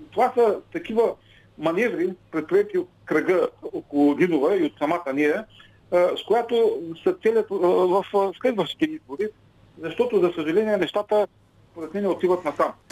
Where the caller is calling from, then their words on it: Ruse, Ruse Province, Bulgaria; от Русе.